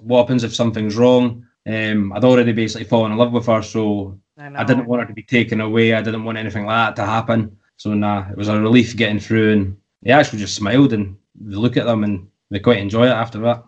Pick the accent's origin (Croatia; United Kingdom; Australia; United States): United Kingdom; the UK, my home country